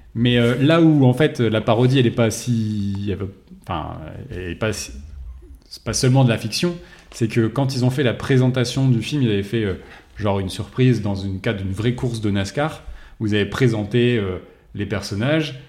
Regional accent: France; on était français

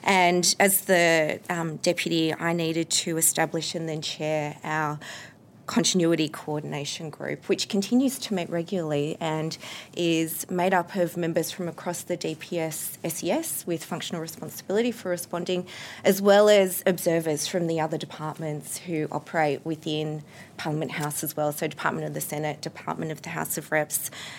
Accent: Canberra, Australian Capital Territory, Australia; I was from Canberra

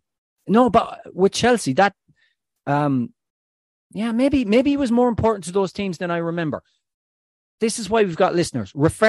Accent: Tubbercurry, County Sligo, Ireland; No, he's at Como FC in Serie B with a local lad from where I come from Tobacurry.

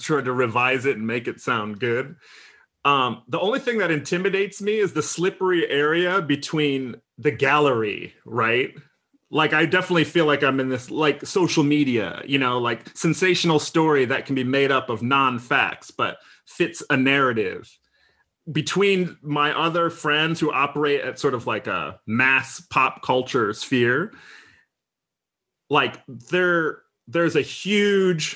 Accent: Midwest, United States; I'm from the Midwest of America, right? I'm not from New York or LA.

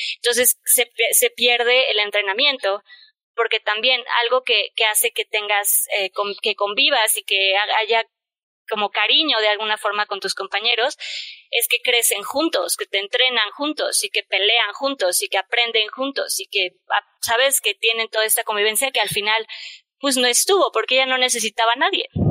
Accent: Mexico; en México, la verdad, somos muy malinchistas

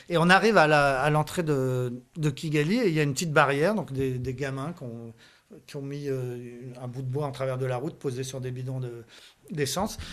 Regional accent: France; je suis français

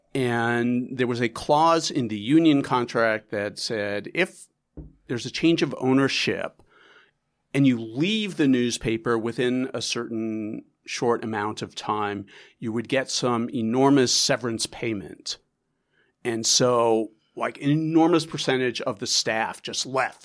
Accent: New York, United States; also born or lived in Chicago; It's my hometown newspaper

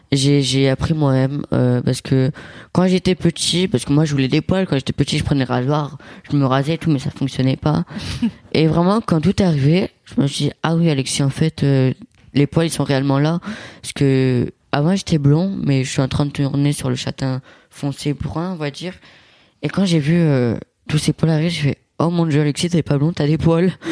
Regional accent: Italy; parce que moi je suis italien et mon père c'est cliché italien, petit, euh, poilu

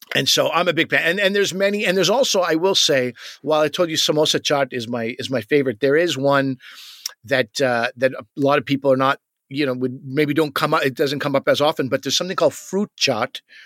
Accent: Canada; as Canadian loser kids

